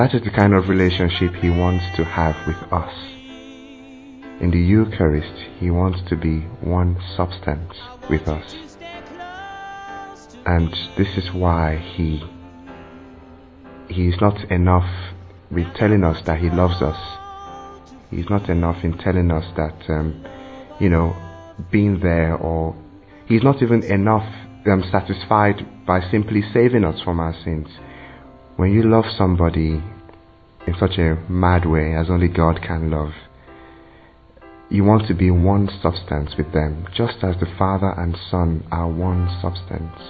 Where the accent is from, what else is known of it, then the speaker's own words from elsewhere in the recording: Nigeria; I am from Nigeria